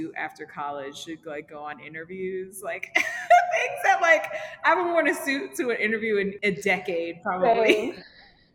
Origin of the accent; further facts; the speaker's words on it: Rockland County, New York, United States; also born or lived in Harlem, New York; I grew up in Rockland County in New York. I like moved to Rockland when I was like 4 or 5, whatever. So I grew up there